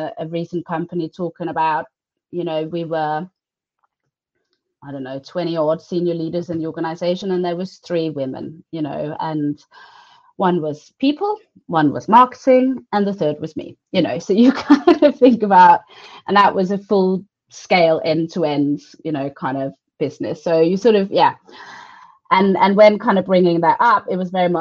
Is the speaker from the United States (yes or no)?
no; Denmark; I'm from Denmark